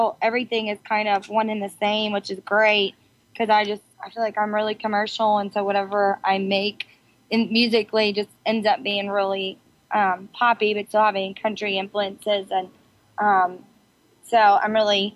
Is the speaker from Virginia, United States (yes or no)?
yes; Chester, Virginia, United States; moved away as an adult; now in Nashville, United States; when I was 18, I moved to Nashville from Chester, Virginia